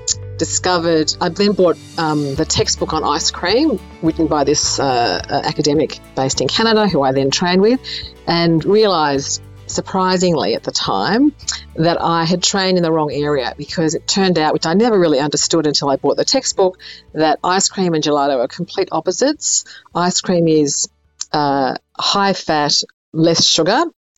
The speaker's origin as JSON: {"language": "English", "town": "Sydney", "region": "New South Wales", "country": "Australia", "tie": "born or raised there", "said": "I grew up in Sydney, and they had a very famous gelato shop down there called Guido's."}